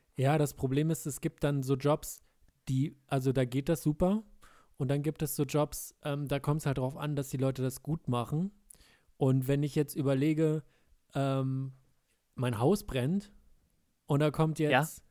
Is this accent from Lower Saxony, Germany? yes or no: yes; rural Lower Saxony, Germany; moved away; in meiner alten Heimat im niedersächsischen äh, ländlichen Bereich von Niedersachsen